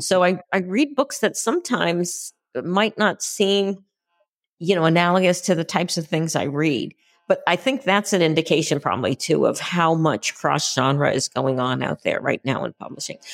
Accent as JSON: {"language": "English", "town": "Concord", "region": "Massachusetts", "country": "United States", "tie": "born or raised there", "said": "I grew up near Concord, Massachusetts"}